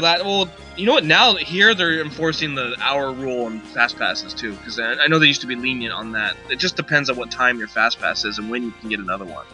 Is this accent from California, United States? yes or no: yes; California, United States; when you're a kid growing up in California